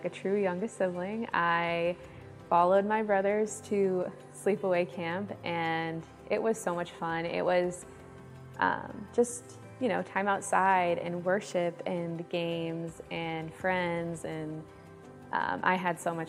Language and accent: English; Granby, Connecticut, United States; I was born in Connecticut, and I was raised in Granby with my two older brothers